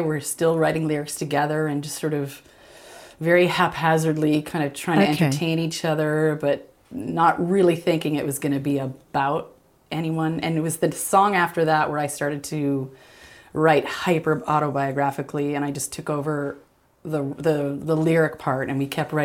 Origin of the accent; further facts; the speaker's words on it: Canada; as a Canadian